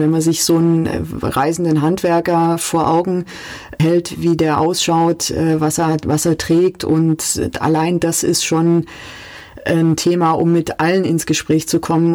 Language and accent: German; Calw, Baden-Württemberg, Germany; also born or lived in Stuttgart; Ich bin aufgewachsen im Raum Kalf. Das ist ein relativ hügeliges Gebiet im Nordschwarzwald schon.